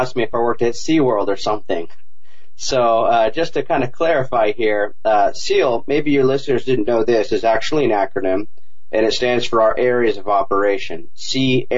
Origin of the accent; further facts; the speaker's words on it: Huntington Beach, California, United States; back home, Huntington Beach, California. That's my hometown